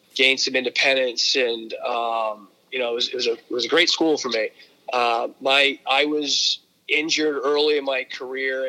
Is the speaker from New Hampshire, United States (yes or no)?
yes; Berlin, New Hampshire, United States; I grew up in northern New Hampshire in a uh, you know it was a predominantly uh, mill town, Berlin, New Hampshire